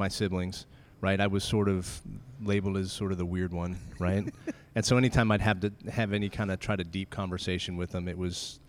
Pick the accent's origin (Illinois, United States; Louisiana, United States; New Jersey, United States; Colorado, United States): Colorado, United States; moved away as an adult; now in Texas, United States; we grew up in Colorado, and we moved out here in 2005 to Texas. And we've been here ever since